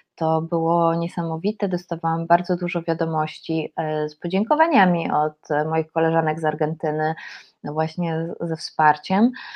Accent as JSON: {"language": "Polish", "country": "Poland", "said": "jestem z Polski"}